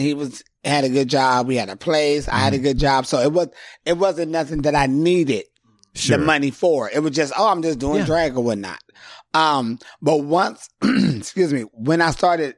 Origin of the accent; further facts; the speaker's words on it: San Diego, California, United States; moved away as an adult; now in Los Angeles, United States; growing up in San Diego doing drag